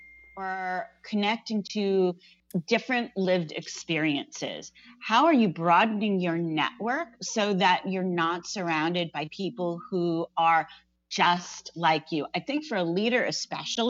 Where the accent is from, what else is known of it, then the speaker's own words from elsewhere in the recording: New Jersey, United States; I grew up in New Jersey